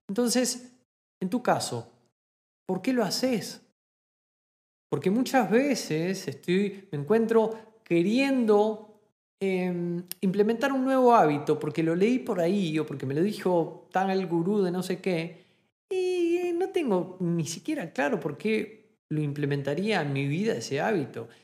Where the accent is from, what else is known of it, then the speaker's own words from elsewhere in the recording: Argentina; moved away as an adult; now in Germany; cuando me fui de Argentina a Alemania